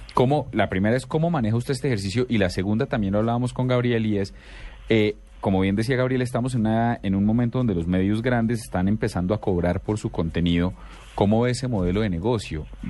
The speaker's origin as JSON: {"language": "Spanish", "country": "Colombia", "said": "De allá fuimos a dar un montón de colombianos"}